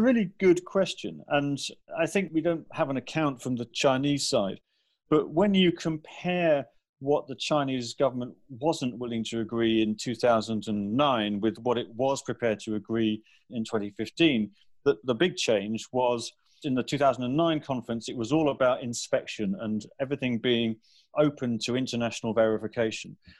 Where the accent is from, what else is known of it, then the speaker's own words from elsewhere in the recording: United Kingdom; coming as a Brit